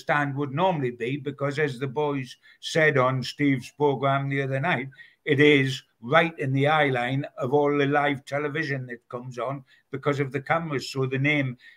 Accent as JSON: {"language": "English", "town": "Newcastle upon Tyne", "region": "North East England", "country": "United Kingdom", "said": "being a Geordie"}